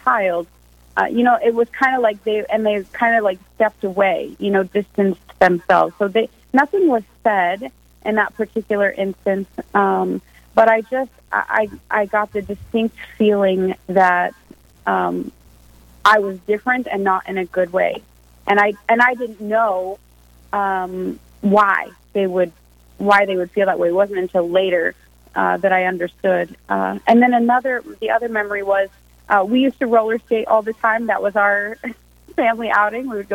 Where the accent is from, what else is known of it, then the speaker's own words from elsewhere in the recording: Nebraska, United States; moved away as an adult; now in Rapid City, United States; I'm originally from Nebraska